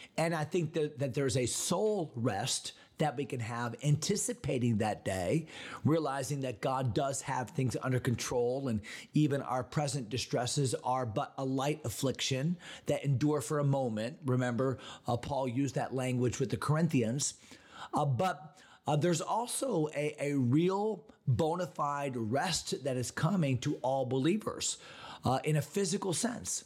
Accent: Connecticut, United States; moved away; my home state of Connecticut

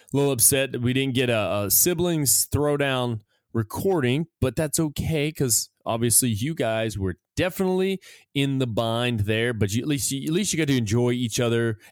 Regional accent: United States; moved away; we feel safer here than we do in our own country

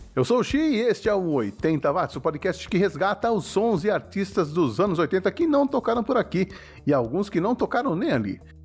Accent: Brazil; nós brasileiros

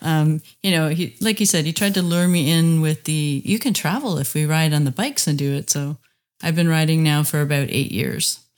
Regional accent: Bowmanville, Ontario, Canada; I'm from Bowmanville, Ontario.

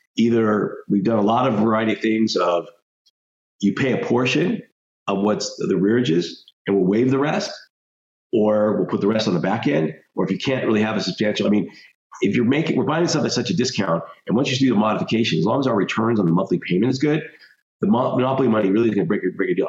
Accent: Denver, Colorado, United States; I grew up in Denver, Colorado.

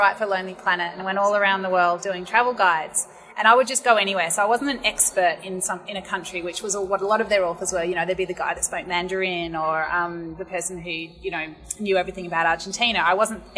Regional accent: Melbourne, Victoria, Australia; I was born in Melbourne

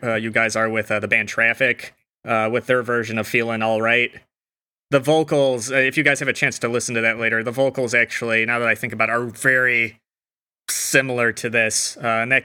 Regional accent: United States; as an American

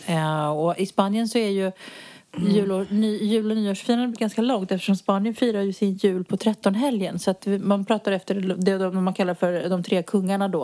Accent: Sweden; moved away as an adult; now in Spain; jag är ju utflyttad från Sverige sedan många år tillbaka

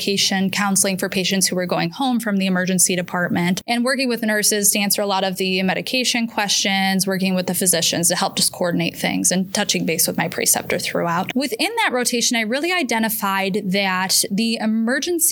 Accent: Geauga County, Ohio, United States; born and raised in Geauga County, literally born at the hospital I practice

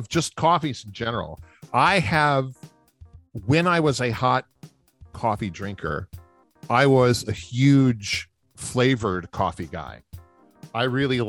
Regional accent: New Orleans, Louisiana, United States; growing up in New Orleans

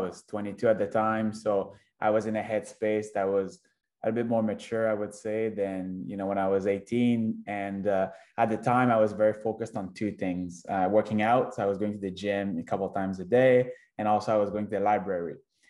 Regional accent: Quebec, Canada; also born or lived in Victoria / Toronto / Singapore / Shanghai; now in Vancouver, Canada; I'm originally from Quebec, and I moved to Victoria about 10 years ago already.

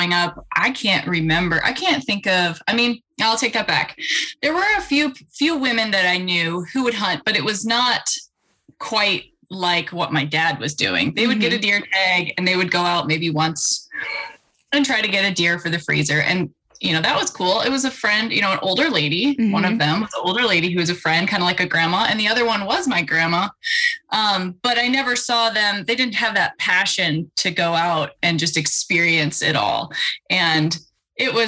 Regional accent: Idaho, United States; So I was born in Idaho and I was born into a family that was very outdoor focused

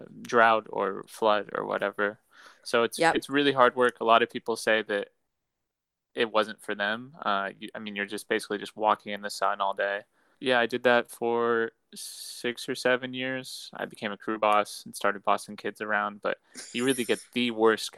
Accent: Terre Haute, Indiana, United States; moved away as an adult; also born or lived in Illinois / West Lafayette, Indiana; So I was born in Indiana, in Terre Haute. I spent my first 18 years living in Terre Haute.

